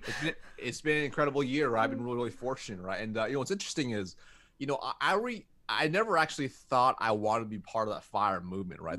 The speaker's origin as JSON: {"language": "English", "country": "United States", "tie": "born or raised there", "said": "I was born in America"}